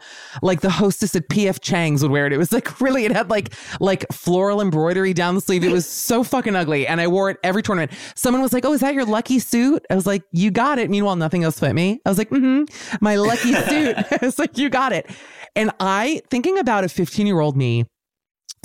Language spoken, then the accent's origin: English; Miami, Florida, United States; I'm from Miami